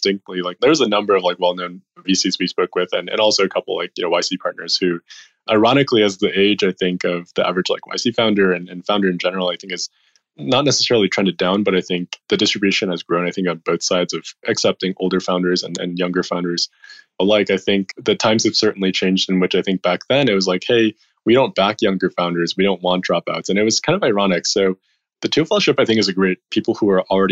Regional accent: Chicago, Illinois, United States; moved away as an adult; also born or lived in San Francisco / China; I grew up in Chicago.

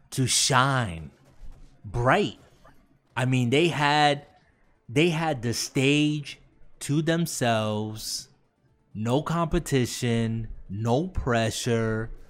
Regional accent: United States; I'm American.

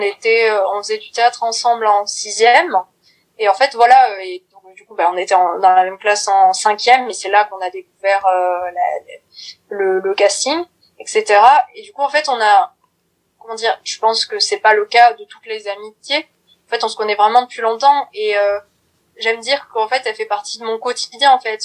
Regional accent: Brive-la-Gaillarde, Nouvelle-Aquitaine, France; moved away as an adult; now in Paris, France; j'ai 20 ans, je viens de Brive-la-Gaillarde mais maintenant je suis sur Paris

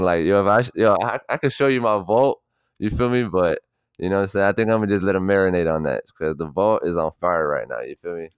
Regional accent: Miami, Florida, United States; also born or lived in Miramar, Florida / Broward County, Florida; I'm from Miami and Broward because I lived in Miami for ten years and I lived in Broward for, like, well, I lived in Miami for nine, I lived in Broward for nine

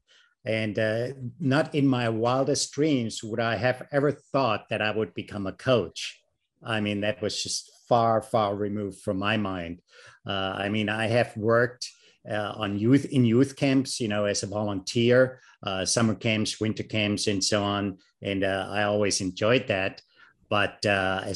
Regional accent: Germany; English is a second language; moved away as an adult; I was born and raised in Germany

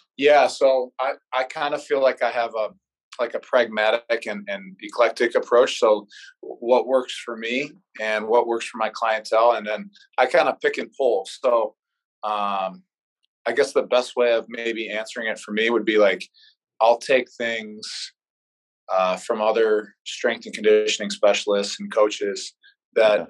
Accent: Chagrin Falls, Ohio, United States; moved away as an adult; now in Des Moines, United States; I'm actually from Cleveland, Ohio, so a suburb of Cleveland, Chagrin Falls. I grew up there my whole life

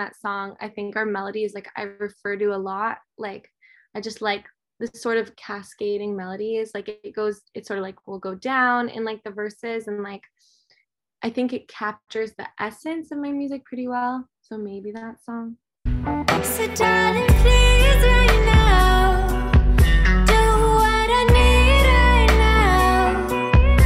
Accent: New York City, New York, United States; I'm from New York, Manhattan, and I started taking piano lessons at like 4 years old

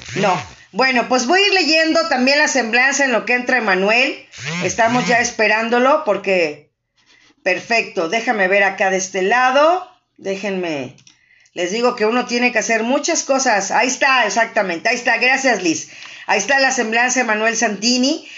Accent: Mexico; como mexicanos

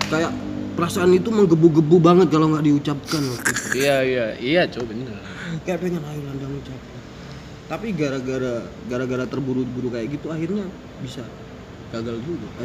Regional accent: East Java, Indonesia; tapi aku suzonya mungkin gara-gara aku Madura sih waktu itu ya

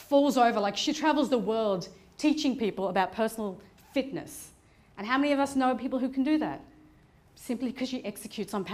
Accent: Afghanistan; moved away; I'm originally from Afghanistan

